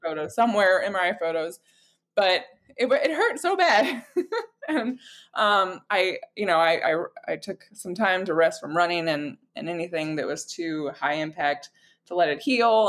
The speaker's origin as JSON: {"language": "English", "region": "Florida", "country": "United States", "tie": "born or raised there", "said": "I I grew up in Florida, and it's hard to not be around a lake"}